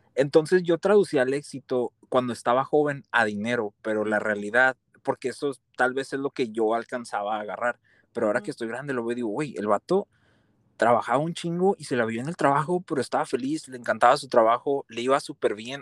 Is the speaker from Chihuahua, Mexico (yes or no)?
yes; Ciudad Juárez, Chihuahua, Mexico; Nací y crecí en Ciudad Juárez